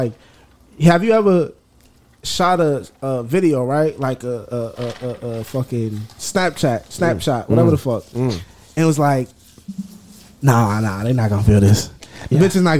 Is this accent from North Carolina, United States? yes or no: no; Boston, Massachusetts, United States; I'm from Boston.